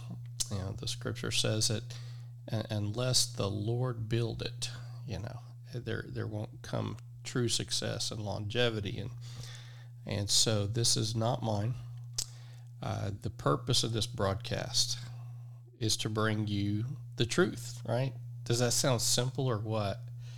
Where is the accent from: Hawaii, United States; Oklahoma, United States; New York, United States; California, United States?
Oklahoma, United States; I'm from Oklahoma. I was raised by a woman that's from Texas, so that explains the accent. I am not from Texas. I never lived there.